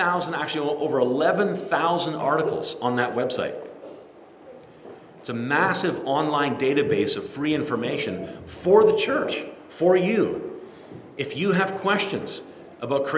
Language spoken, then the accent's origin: English; Kitchener, Ontario, Canada; I was born in Kitchener, Ontario, lived there all my life